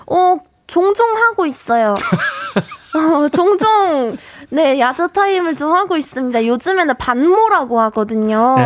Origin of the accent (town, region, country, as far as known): South Korea; accent: Gyeongsang dialect (satoori)